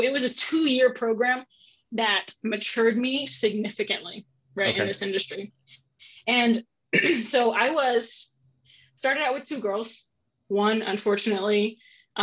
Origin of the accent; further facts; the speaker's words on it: San Antonio, Texas, United States; moved away as an adult; now in Columbus, United States; I grew up in San Antonio, Texas, grew up in the South.